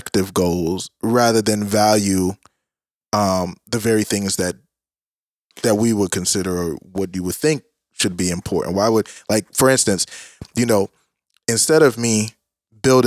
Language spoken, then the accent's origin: English; Jamaica; being Jamaican